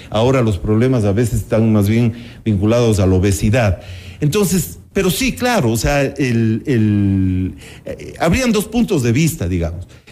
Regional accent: Cuenca, Azuay, Ecuador; en mi infancia en Cuenca, por ejemplo, todavía veíamos, y a mi propia escuela habían niños que iban descalzos

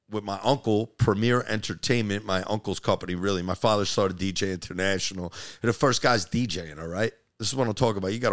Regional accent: Hackensack, New Jersey, United States; also born or lived in Waldwick, New Jersey; I grew up in uh, Hackensack, South Hackensack, and then uh, moved to Waldwick, which is a small town of scumbags.

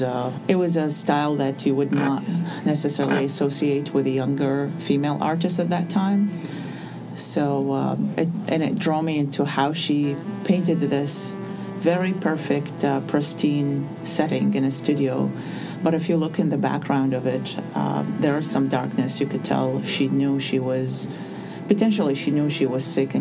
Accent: Baghdad, Baghdad Governorate, Iraq; moved away as an adult; now in United States; I was born in Baghdad in 1976, and I grew up among a generation of what's called war artists, because since I was born until the moment I left Iraq in 2006

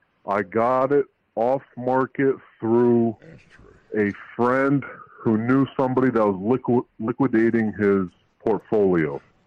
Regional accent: Albania; now in Newport Richey, United States

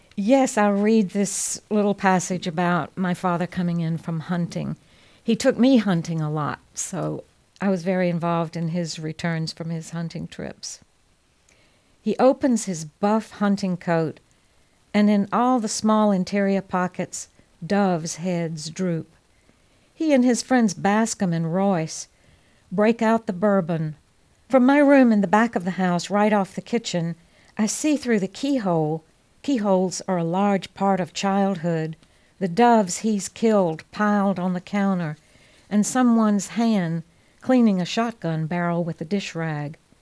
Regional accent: Georgia, United States; also born or lived in San Francisco / Tuscany; now in North Carolina, United States; I was raised in Georgia, born and raised in Georgia

